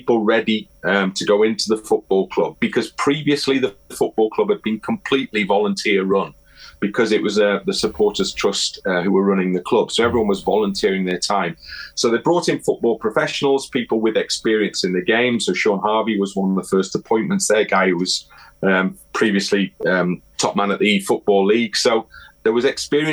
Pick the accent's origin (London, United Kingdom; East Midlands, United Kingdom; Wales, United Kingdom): Wales, United Kingdom; Wrexham; I grew up in Wrexham